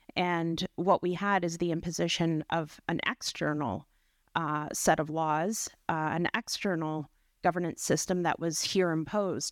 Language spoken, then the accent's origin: English; Dokis First Nation, Ontario, Canada; I'm from Doe Keys First Nation with relations in Nipissing First Nation.